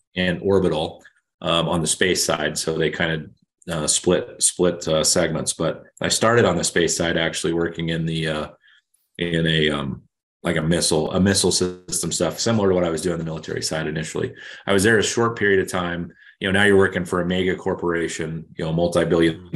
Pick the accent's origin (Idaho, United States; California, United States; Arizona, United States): Idaho, United States; Emmett; moved away as an adult; I grew up in Emmett, Idaho, just north of Boise